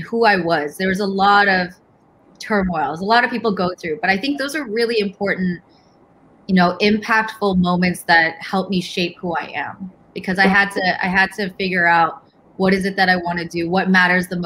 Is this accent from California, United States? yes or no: yes; Cupertino, California, United States; I was born and raised in the Bay Area. So really amazing, diverse, very character-filled place that I love and love calling home. I grew up, in Cupertino